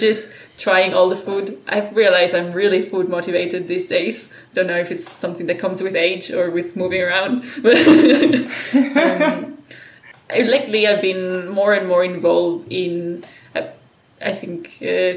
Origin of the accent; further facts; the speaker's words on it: Spain; moved away as an adult; also born or lived in Australia; I come from a sort of a very Spanish traditional culture